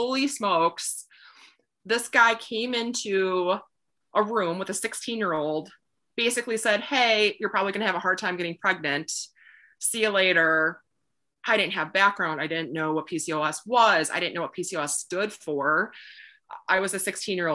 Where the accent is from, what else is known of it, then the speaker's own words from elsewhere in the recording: Wisconsin, United States; moved away; I grew up in Wisconsin, kind of in the middle of nowhere a little bit